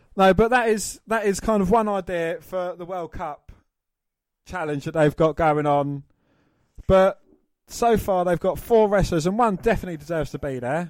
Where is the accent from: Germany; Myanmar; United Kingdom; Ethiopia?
United Kingdom; England; we're, we're English